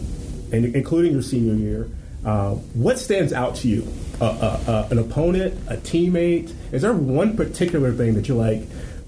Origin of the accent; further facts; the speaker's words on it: St. Louis, Missouri, United States; I went to school in Springfield, and I was from St. Louis.